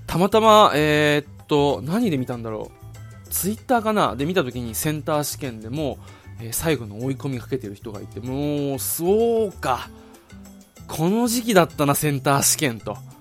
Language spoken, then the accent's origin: Japanese; Okinawa, Japan; 地元の沖縄県にある唯一の国公立